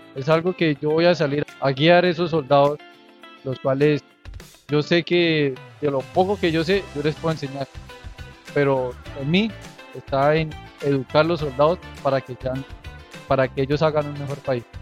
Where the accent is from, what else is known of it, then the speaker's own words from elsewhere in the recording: Chiquinquirá, Boyacá, Colombia; Yo nací en Chiquinquirá, en el, departamento de Boyacá. Viví en el barrio Ocaso